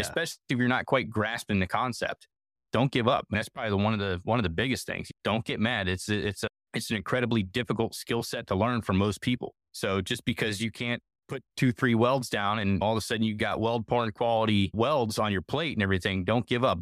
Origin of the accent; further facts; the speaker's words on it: Northeastern Ohio, United States; moved away; I'm originally from Northeastern Ohio